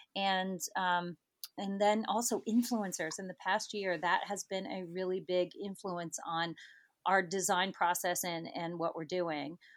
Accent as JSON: {"language": "English", "region": "Ohio", "country": "United States", "tie": "born or raised there", "said": "would always call myself an Ohio girl. Grew up in Ohio with three brothers"}